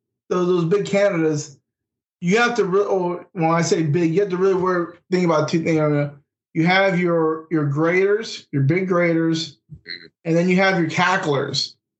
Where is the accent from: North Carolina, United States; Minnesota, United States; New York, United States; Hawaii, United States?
North Carolina, United States; Raleigh; We're here from the Raleigh-Durham area. We ain't from Manitoba.